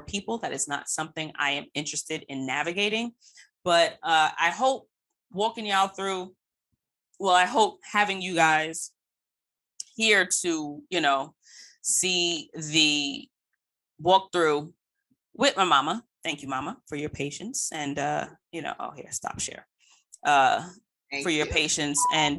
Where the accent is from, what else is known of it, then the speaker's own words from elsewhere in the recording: United States; being American born